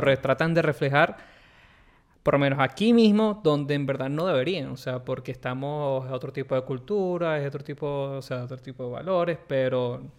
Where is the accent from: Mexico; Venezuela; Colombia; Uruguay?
Venezuela; moved away; Nosotros venimos de Venezuela